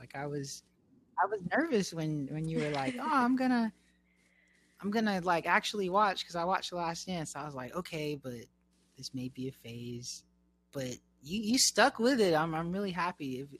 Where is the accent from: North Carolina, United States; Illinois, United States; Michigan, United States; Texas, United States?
Texas, United States; Tyler; he went to the same community college in my hometown.